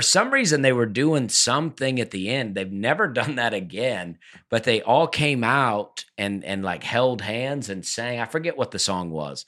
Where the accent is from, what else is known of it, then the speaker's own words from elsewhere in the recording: Alabama, United States; We're all from Alabama